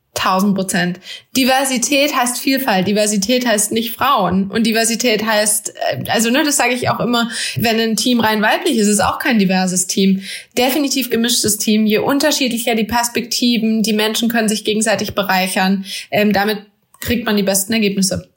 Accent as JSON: {"language": "German", "country": "Germany", "tie": "born or raised there", "said": "bin in Deutschland geboren"}